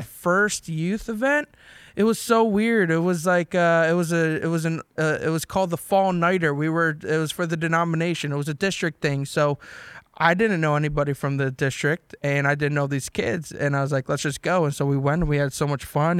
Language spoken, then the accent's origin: English; New Jersey, United States; So I'm from South Jersey, everybody. Ariel, New Jersey.